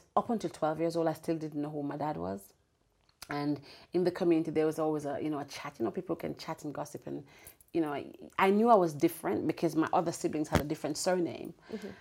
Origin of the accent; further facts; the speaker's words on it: Braes River, Saint Elizabeth, Jamaica; moved away; I'm the girl who grew up in Jamaica, sold mangoes on the train